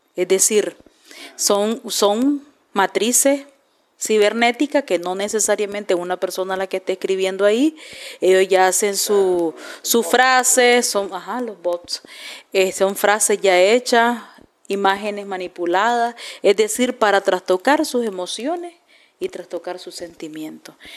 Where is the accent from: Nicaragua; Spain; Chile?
Nicaragua; como nicaragüenses